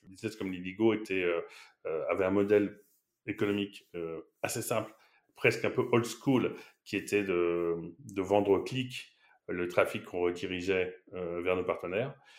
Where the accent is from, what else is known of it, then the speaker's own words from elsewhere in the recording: Paris, Île-de-France, France; moved away as an adult; also born or lived in Shanghai, China; now in Barcelona, Spain; je, viens de Paris